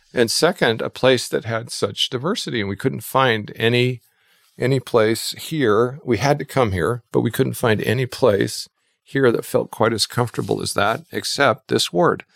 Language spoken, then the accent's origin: English; Twin Falls, Idaho, United States; also born or lived in New York; now in Boise, United States; I grew up in Twin Falls, Idaho